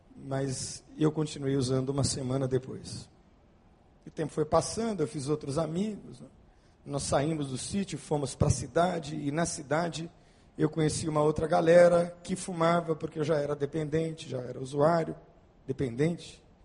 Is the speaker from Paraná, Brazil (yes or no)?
no; Santo André, São Paulo, Brazil; moved away; also born or lived in Bauru; a minha história é de um menino, como outro qualquer, que morava lá na cidade de Santo André, São Paulo, feliz da vida, tendo sido criado por meus pais